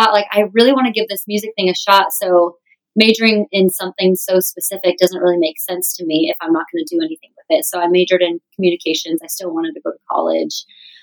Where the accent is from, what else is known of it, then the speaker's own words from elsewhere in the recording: Arizona, United States; now in Nashville, United States; I'm from Arizona where we don't do it at all